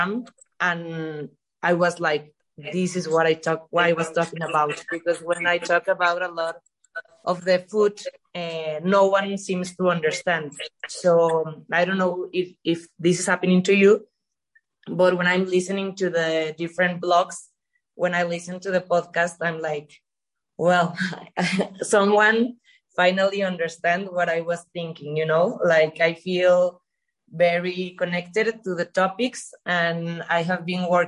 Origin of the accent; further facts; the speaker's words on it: Mexico; I'm from Mexico.